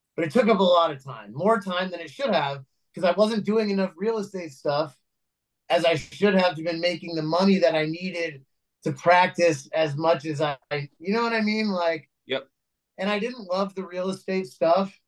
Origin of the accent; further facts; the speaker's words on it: Los Angeles, California, United States; also born or lived in New York; I was actually born